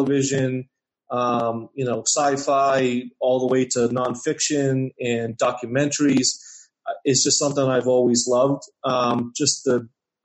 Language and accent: English; Boston, Massachusetts, United States; born and raised in Boston, in a city.